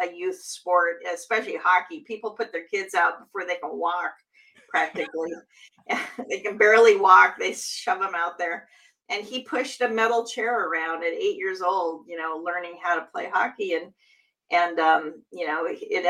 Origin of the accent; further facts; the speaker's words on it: Seattle, Washington, United States; Seattle has a new team. That's my hometown